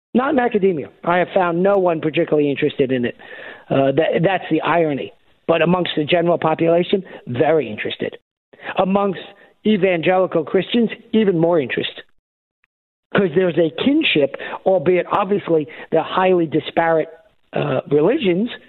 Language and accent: English; New York, United States; moved away as an adult; now in Arkansas, United States; I was born and raised in New York